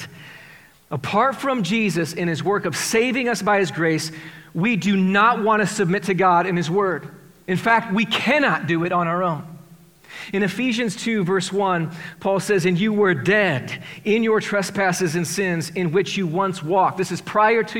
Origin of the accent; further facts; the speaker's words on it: Iowa, United States; I grew up in Iowa. Well, we have this achievement performance mindset as Iowans